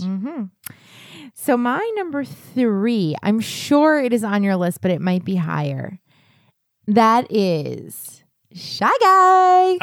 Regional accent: New England, United States; I'm from New England

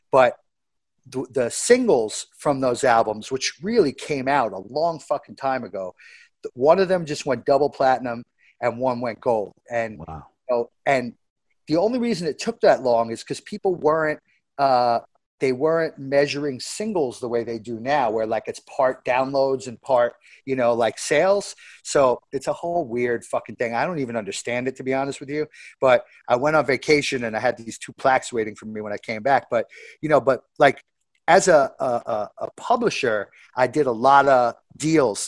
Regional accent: New York, United States; I grew up in New York

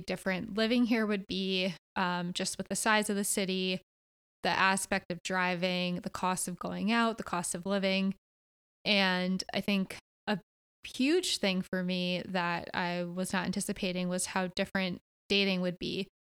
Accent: Connecticut, United States; moved away as an adult; also born or lived in Philadelphia, United States; now in Los Angeles, United States; I grew up in the East Coast, in Connecticut, and then migrated over to the Philadelphia area after college

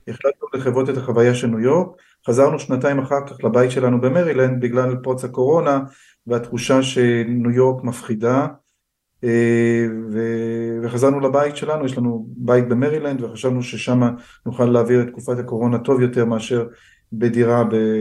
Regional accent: Israel; also born or lived in United States; אני ישראלי הייתי גם בארצות הברית ונשארתי ישראלי

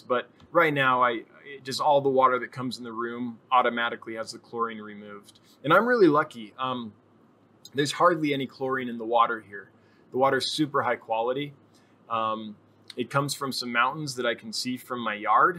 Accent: Northern California, United States; moved away; I'm originally from Northern California.

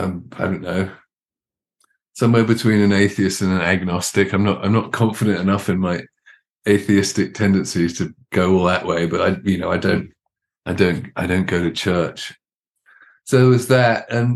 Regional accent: London, United Kingdom; also born or lived in Arizona / Mississippi; now in United States; I've now spent more of my life in Southern Arizona than I have anywhere else, including, you know, growing up in London.

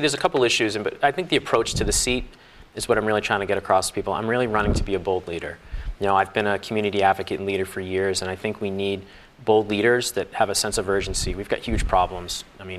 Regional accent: West Roxbury, Massachusetts, United States; now in Roslindale, United States; I am. So I grew up in West Roxbury.

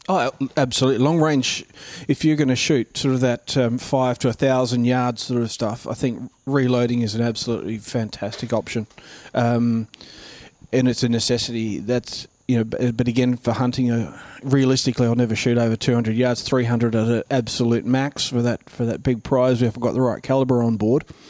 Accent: Mount Gambier, South Australia, Australia; also born or lived in New South Wales; now in Queensland, Australia; South Australia, where I'm from, is a real duck hunting place, and I grew up around Mount Gambier region

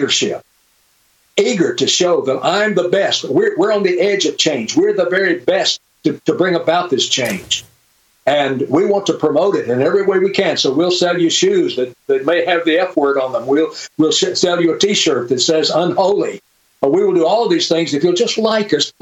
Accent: Birmingham, Alabama, United States; I grew up in Birmingham, Alabama.

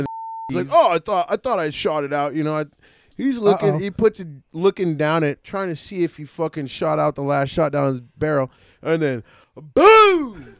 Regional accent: Penn Valley, United States; I grew up in Penn Valley.

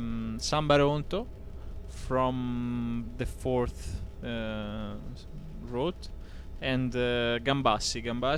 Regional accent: Tuscany, Italy; English is a second language; I come from Tuscany

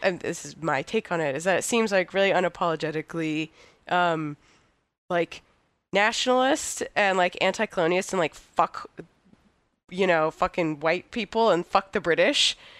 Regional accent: United States; as an American, like, radical

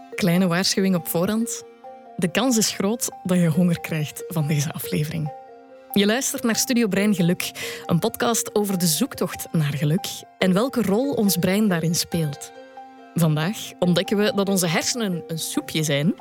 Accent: Belgium; als Belg

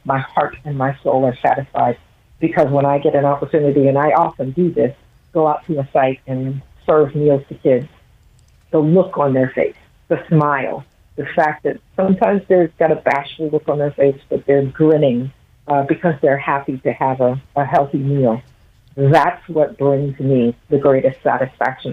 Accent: Toledo, Ohio, United States; also born or lived in Columbus, Ohio; I grew up in Toledo

